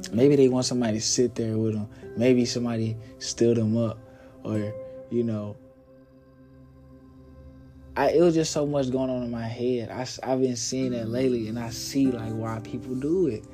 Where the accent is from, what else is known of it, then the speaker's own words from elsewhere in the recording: Little Rock, Arkansas, United States; growing up in Little Rock, Sam's Barbecue